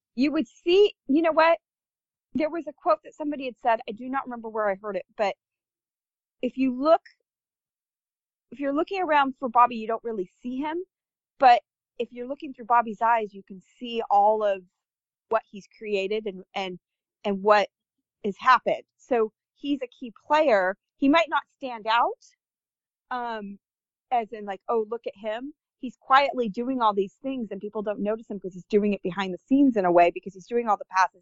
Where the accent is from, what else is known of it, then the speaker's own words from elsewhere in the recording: United States; being an American